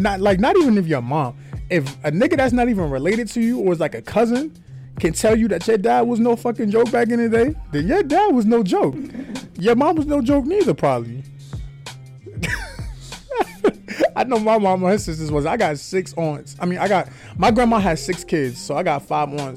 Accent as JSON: {"language": "English", "town": "New York City", "region": "New York", "country": "United States", "said": "I'm from Faraguay. But if you're from Atlanta, if you're from anywhere that's not New York, I'm telling you that I'm from Queens"}